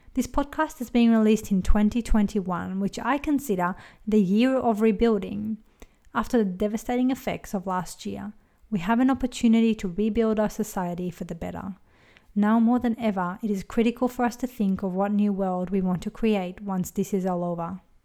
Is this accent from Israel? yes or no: yes; Israel; moved away as an adult; now in Australia; I was born in Israel, raised as Jewish, and immigrated to Australia in my early twenties